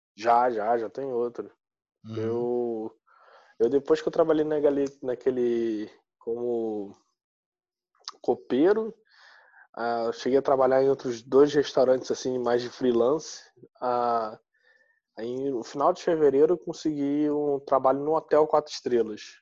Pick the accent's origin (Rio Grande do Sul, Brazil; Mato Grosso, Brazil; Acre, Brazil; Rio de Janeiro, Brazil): Rio de Janeiro, Brazil; moved away as an adult; now in Porto, Portugal; eu sou carioca